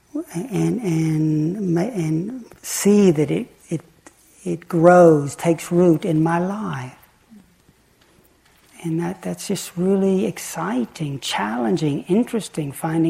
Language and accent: English; the Bible Belt, United States; I grew up in the Bible Belt